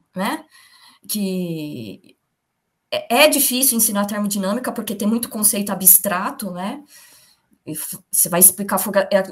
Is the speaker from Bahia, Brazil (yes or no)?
no; São Bernardo do Campo, São Paulo, Brazil; moved away as an adult; also born or lived in Campinas; A minha família, a gente é de São Bernardo do Campo